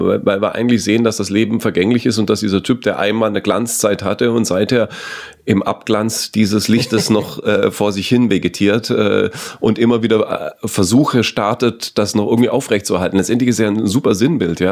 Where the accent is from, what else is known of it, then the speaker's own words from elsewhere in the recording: Southern Germany, Germany; bei mir in, in meiner süddeutschen Kommune